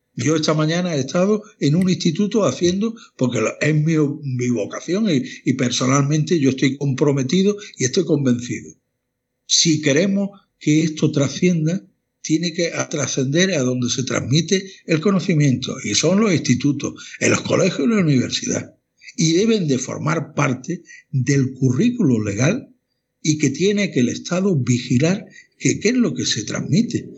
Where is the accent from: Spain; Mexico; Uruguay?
Spain; Málaga, Andalusia; moved away as an adult; now in Granada, Spain; Yo no soy granadino de, nacimiento, pero soy malagueño, pero granadino de adscripción